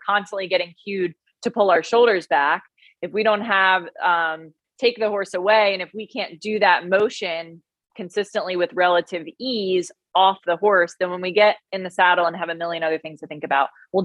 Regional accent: New Jersey, United States; now in North Carolina, United States; I'm Italian. So I'm an Italian from New Jersey

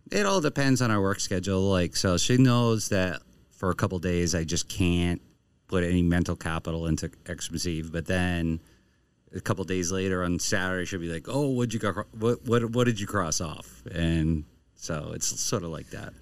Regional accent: Maine, United States; I'm from Maine

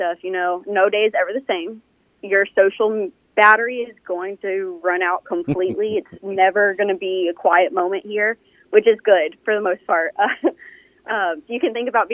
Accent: Austin, Texas, United States; moved away as an adult; also born or lived in Odessa, Texas / Greeneville, Tennessee; now in Mississippi, United States; I was actually born and raised in Austin, Texas

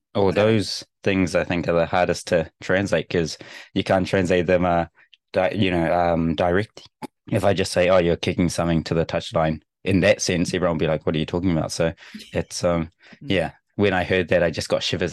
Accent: New Zealand; moved away as an adult; now in Japan; as a Kiwi

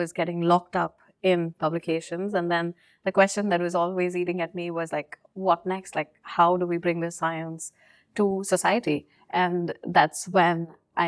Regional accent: India; moved away; growing up in India, like, you know, academia and all is quite competitive.

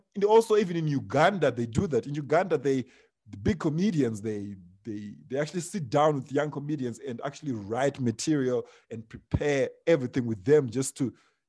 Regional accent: South Africa; Me, I'm from South Africa. I'm like, wow, this is amazing.

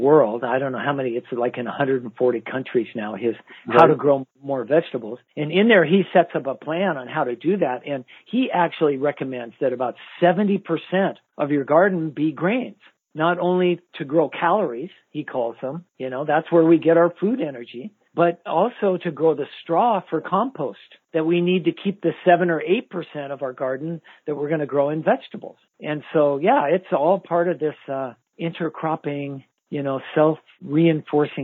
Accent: United States; as American gardeners

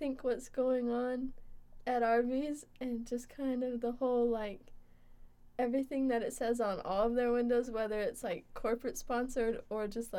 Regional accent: Florida, United States; I'm from Florida, USA.

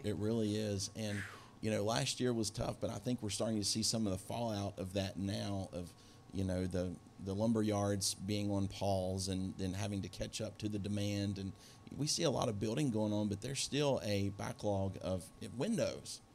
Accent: Beckley, West Virginia, United States; moved away; I grew up in Beckley, West Virginia

